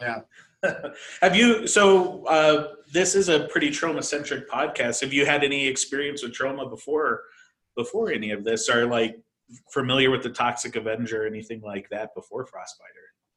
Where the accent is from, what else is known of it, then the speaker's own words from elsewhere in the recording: Denver, Colorado, United States; I'm from Denver, Colorado